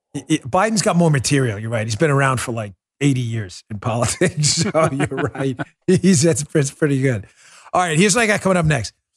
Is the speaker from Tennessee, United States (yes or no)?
no; New York City, New York, United States; moved away; I grew up in New York, and we listened to a lot of rap.